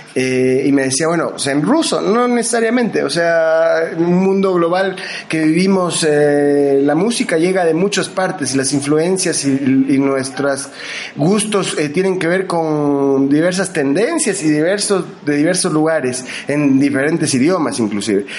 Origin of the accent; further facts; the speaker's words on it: Argentina; now in Loja, Ecuador; yo me formé en Argentina y viví de niño en la Argentina, eh, yo soy ecuatoriano de nacimiento aquí de la ciudad de Loja, pero mm, estudié en la escuela allá